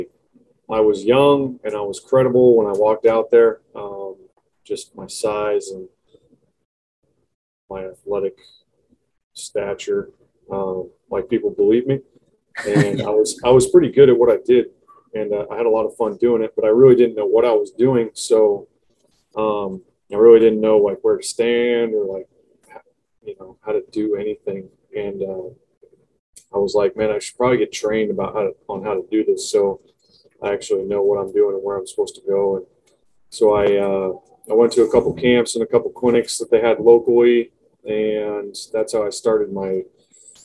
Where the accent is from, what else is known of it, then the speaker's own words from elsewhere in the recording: Longview, Washington, United States; I went to a local community college here in my hometown in Longview, Washington